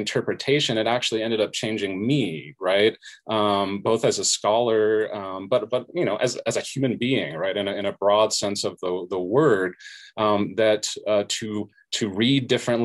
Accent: Southern California, United States; So I was a first generation college student growing up in Southern California

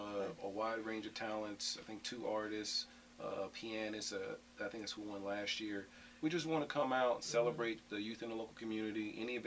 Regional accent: Little Rock, Arkansas, United States; born there; But I'm originally from Little Rock, Arkansas. That's where I was born. But after that, I moved all around.

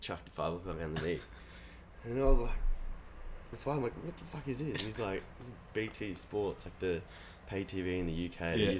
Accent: New South Wales, Australia; also born or lived in Melbourne, Victoria / Torquay, Victoria / Tweed Heads / Burleigh Heads, Queensland; I grew up in New South Wales and I went to school there

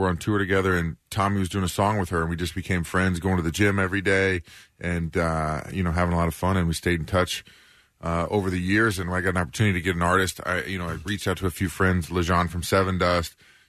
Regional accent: Kansas City, United States; I'm from Kansas City

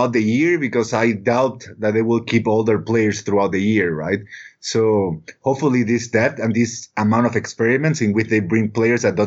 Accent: Ecuador; I'm from Ecuador

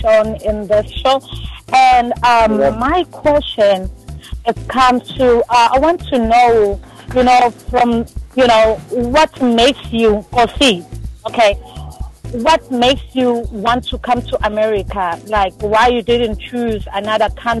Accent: KwaZulu-Natal, South Africa; now in Chicago, United States; I'm from KwaZulu-Natal

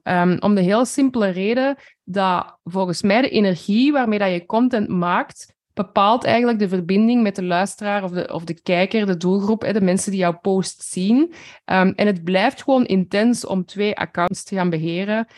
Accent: Flanders, Belgium; ik denk dat we als Vlamingen zeker een beetje bescheidener zijn

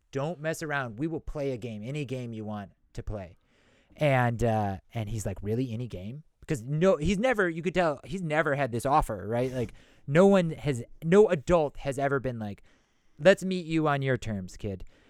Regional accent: Madison, Wisconsin, United States; I'm from Madison. That's a college town

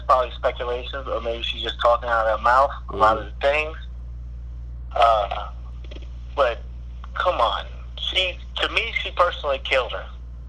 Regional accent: New York City, New York, United States; Spanish Harlem's own.

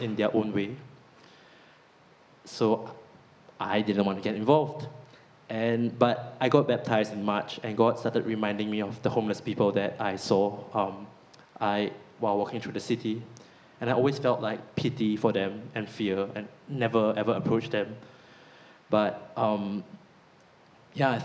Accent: Singapore; now in Nottingham, United Kingdom; I'm from Singapore, and Singapore is a really prosperous country

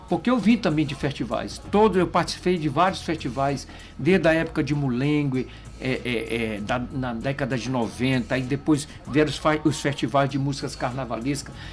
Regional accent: São Luís, Maranhão, Brazil; eu cresci né, ali na, na São Talhão, na Cando Ribeiro, ali com essa influência do carnaval é, da Madre Deus, da São Talhão.

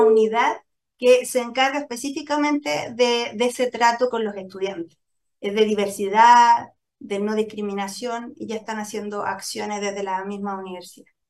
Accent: Chile

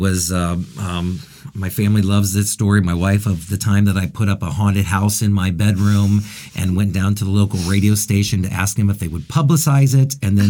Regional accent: Findlay, Ohio, United States; I grew up in Findlay, Ohio, mm-hmm. which is a smaller town of about 40 to 45,000.

